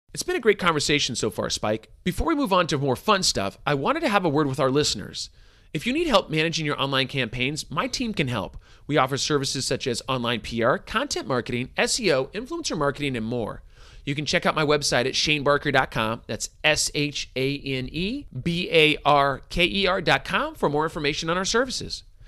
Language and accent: English; California, United States; was raised by hippies in California